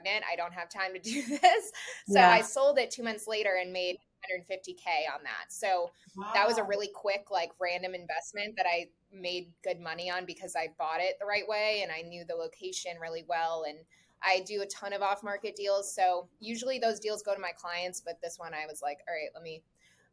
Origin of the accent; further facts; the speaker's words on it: Pompano Beach, Florida, United States; I am born and raised in South Florida, so I've lived here my whole life